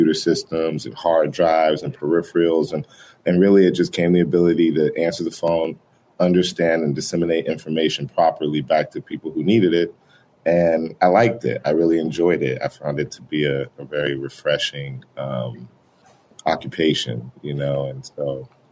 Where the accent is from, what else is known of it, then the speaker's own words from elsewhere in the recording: Boulder, Colorado, United States; moved away as an adult; also born or lived in Denver, Colorado; I'm a Colorado native. So I was born in Denver, Colorado. I grew up in Boulder, Colorado for pretty much all my education, you know, high school, college